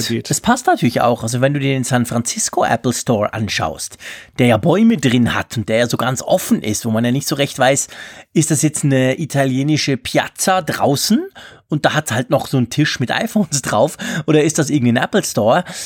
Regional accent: Switzerland; bei uns in der Schweiz

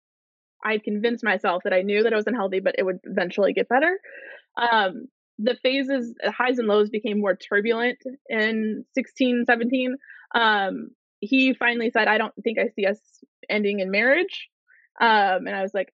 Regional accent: Chicago, Illinois, United States; I grew up in Chicago

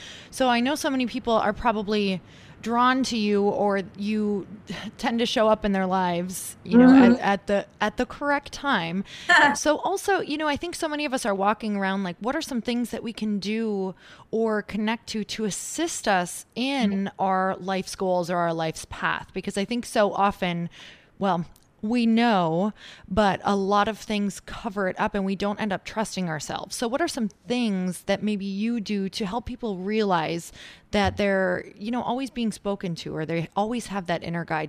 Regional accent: Midwest, United States; because I'm from the Midwest

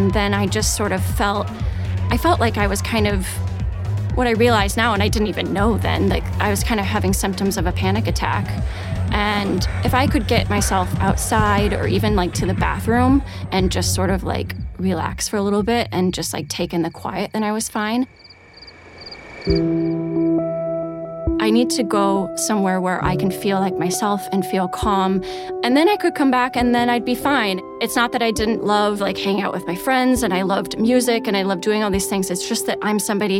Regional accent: Iowa, United States; moved away as an adult; also born or lived in Minnesota; I grew up in Iowa in a really quiet place and a really quiet family.

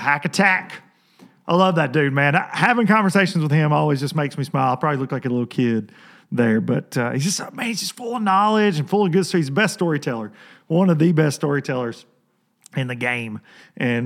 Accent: Lawrenceburg, Tennessee, United States; my hometown on the waiting list in Lawrenceburg, Tennessee

